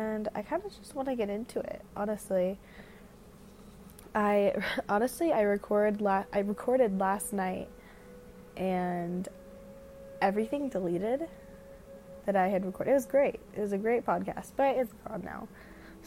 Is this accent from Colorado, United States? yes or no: yes; Denver, Colorado, United States; I'm from Denver, Colorado